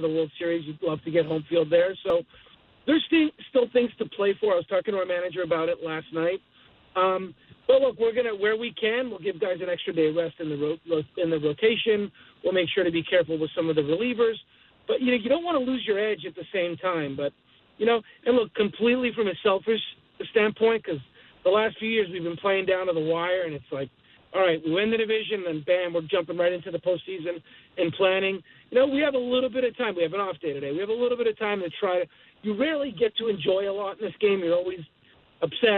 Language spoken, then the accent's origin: English; Montreal, Quebec, Canada; I grew up in Montreal watching Delino DeShields and Marquise Grissom